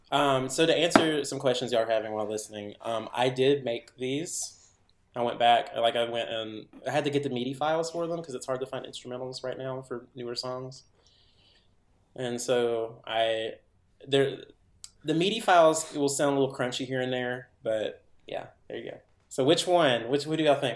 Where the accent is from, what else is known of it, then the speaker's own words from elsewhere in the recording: Henderson, Tennessee, United States; my hometown still had a theater that people could go to, and it wasn't just owned by the university